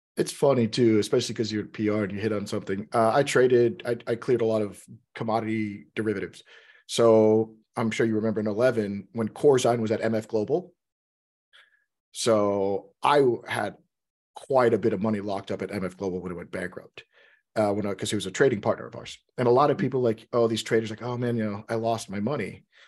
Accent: Texas, United States; now in Seattle, United States; I'm from Texas, so I'm from the South

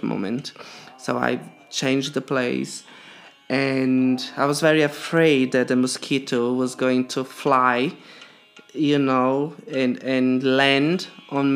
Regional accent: Brazil; moved away; I'm from Brazil and I live here for a very long time

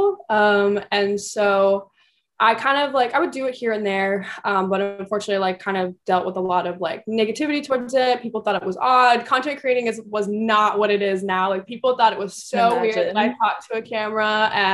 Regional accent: Seattle, Washington, United States; I grew up in Seattle, Washington. That's where I'm currently back

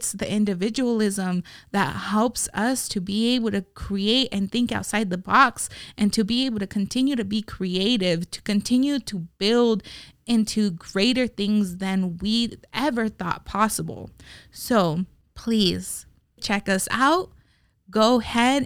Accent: Las Vegas, Nevada, United States; as Las Vegas locals

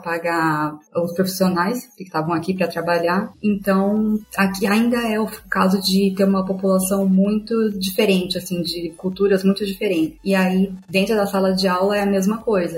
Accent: Campinas, São Paulo, Brazil; moved away as an adult; also born or lived in Rio de Janeiro; now in Berlin, Germany; eu sou original de Campinas, em São Paulo

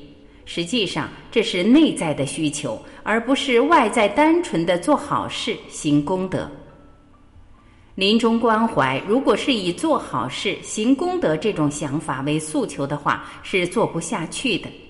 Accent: China; 特别是我们中国人，往往对这个话题很忌讳。

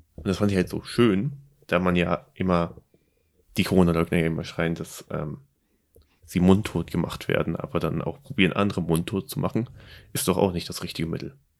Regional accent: Germany; accent: German; Mein deutscher Akzent wie eh und je stark.

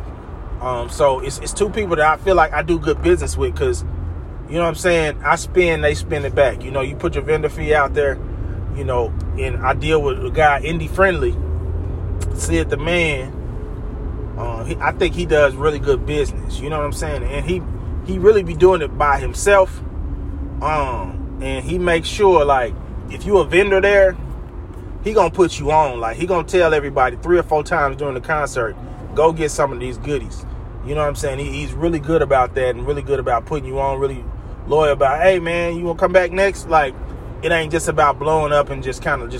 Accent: Tulsa, Oklahoma, United States; moved away; I'm originally from Tulsa

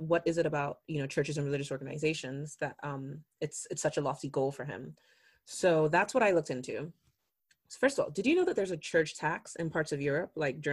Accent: Nigeria; I'm Nigerian

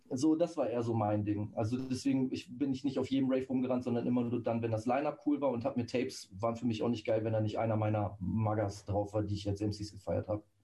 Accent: Celle, Lower Saxony, Germany; von Celle aus, wo ich herkomme

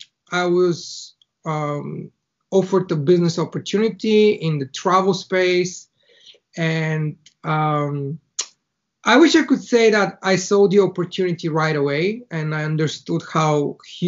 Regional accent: Bulgaria; first language Bulgarian; English is a second language; moved away as an adult; now in Ireland; I was born in Bulgaria, in a very small town in the middle of the country

